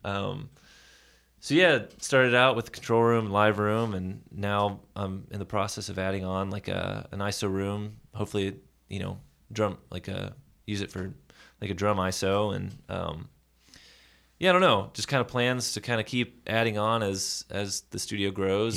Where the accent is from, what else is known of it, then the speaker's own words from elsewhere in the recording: Nashville, Tennessee, United States; Born and raised in Nashville, Tennessee